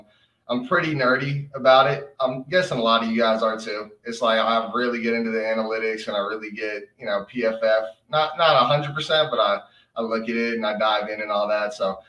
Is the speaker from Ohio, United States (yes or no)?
no; Las Vegas, Nevada, United States; moved away as an adult; now in Utah, United States; have lived in Utah for like 8 or 9 years now, and I've just fallen in love with Utah football. I'm from Las Vegas originally